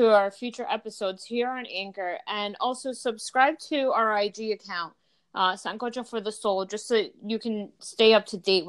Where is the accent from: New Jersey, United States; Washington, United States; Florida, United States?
New Jersey, United States; also born or lived in Dominican Republic; I was born in Dominican Republic, but I was raised here in Jersey.